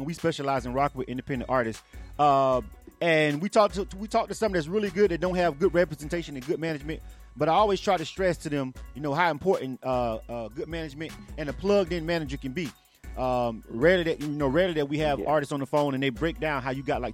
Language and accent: English; Florida, United States; I'm from Florida myself. So, you know, that's where I was born and raised.